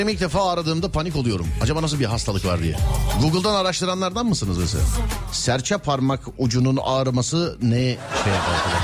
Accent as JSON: {"language": "Turkish", "region": "Istanbul", "country": "Turkey", "said": "ben İstanbullu olarak"}